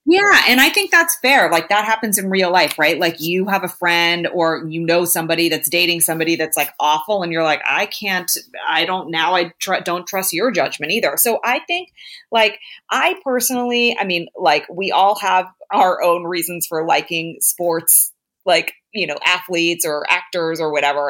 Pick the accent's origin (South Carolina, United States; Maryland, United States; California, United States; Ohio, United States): California, United States; Bay Area; I'm from the Bay Area